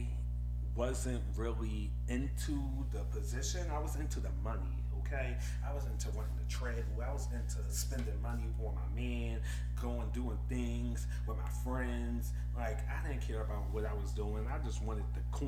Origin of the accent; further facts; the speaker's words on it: Philadelphia, Pennsylvania, United States; I'm from Philadelphia